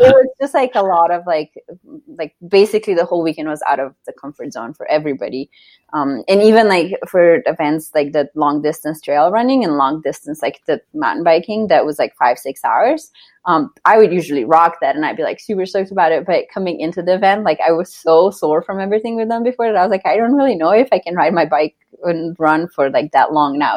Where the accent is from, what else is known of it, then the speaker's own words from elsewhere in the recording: Slovenia; moved away as an adult; now in Denver, United States; I grew up in Slovenia and I was on the Slovenian gymnastics team